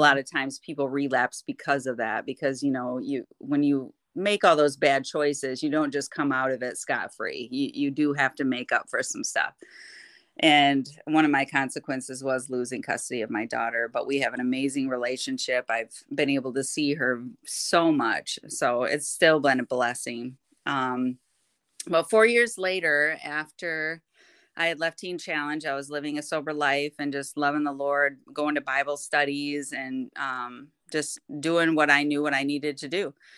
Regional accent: Kentwood, Michigan, United States; I am from Kentwood, Michigan, born and raised

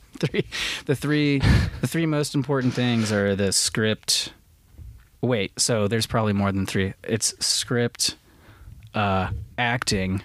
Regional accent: north of Cincinnati, Ohio, United States; also born or lived in Florida / Los Angeles; I'm from Ohio. I'm from, I was raised in the country north of Cincinnati

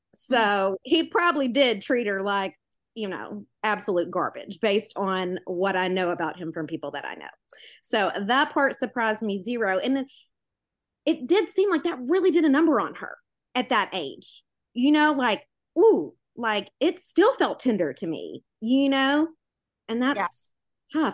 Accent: Memphis, Tennessee, United States; I'm from Memphis, the Tennessee. It's southern.

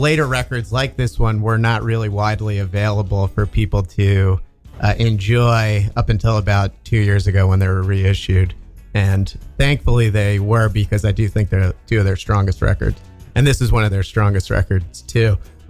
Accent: New Jersey, United States; I'm from New Jersey.

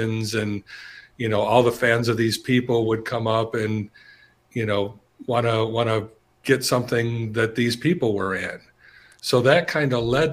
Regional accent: Michigan, United States; I'm from Michigan

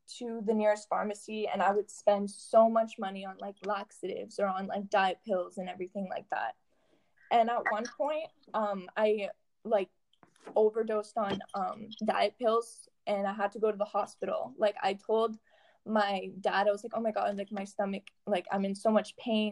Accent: Sudbury, Ontario, Canada; I'm from Sudbury, Ontario

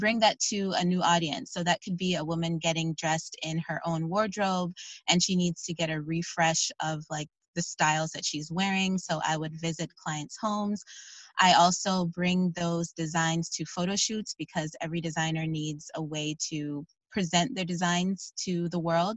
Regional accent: Chicago, Illinois, United States; moved away as an adult; now in Virginia, United States; I am originally from Chicago, actually.

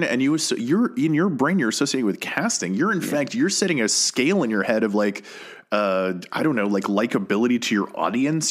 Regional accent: Colorado, United States; moved away as an adult; now in Los Angeles, United States; I have lived in Colorado growing up, and then I moved

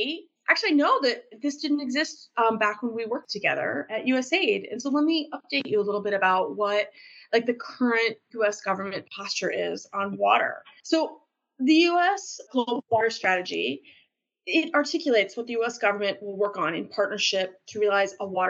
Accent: Elkhart, Indiana, United States; moved away as an adult; I even had a chance back in my hometown to work for my local public works department at one point in time

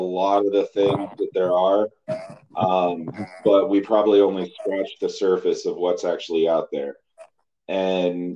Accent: Louisville, Colorado, United States; now in Durango, United States; I grew up in Louisville

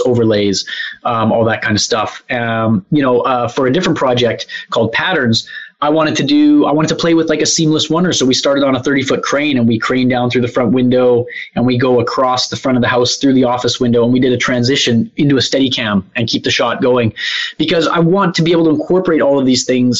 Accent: Canada; I'm Canadian

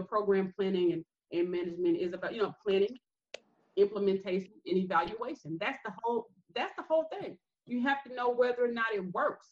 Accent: Greenville, Alabama, United States; I'm from Greenville, Alabama

